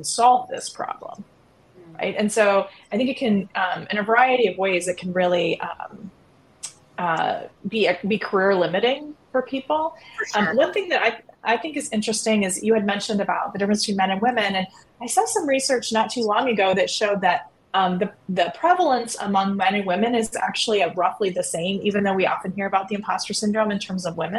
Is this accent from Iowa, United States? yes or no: yes; Iowa, United States; moved away; the reason I got admitted to the University of Chicago Law School was because I was from Iowa